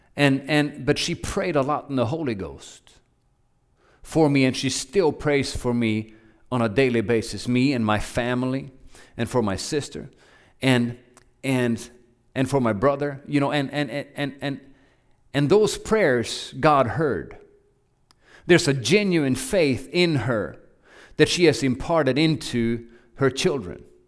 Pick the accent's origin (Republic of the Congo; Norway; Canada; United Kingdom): Norway; moved away as an adult; also born or lived in Oklahoma; now in United States; I grew up in Norway